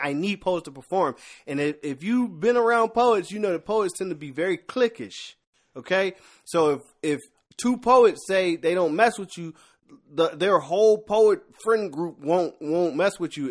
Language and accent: English; Philadelphia, Pennsylvania, United States; I'm a rapper by heart 'cause I'm from Philadelphia and born in the eighties